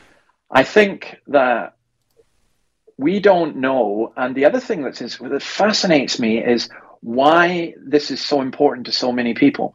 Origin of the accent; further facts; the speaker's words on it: Scotland, United Kingdom; now in Australia; I'm a Scottish commentator or a UK commentator here in Australia